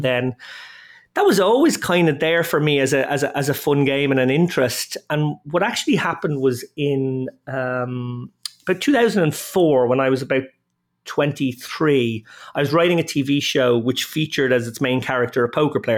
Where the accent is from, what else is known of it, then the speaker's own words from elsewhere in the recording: Dublin, Leinster, Ireland; I'm an Irishman, uh, born and reared in Dublin.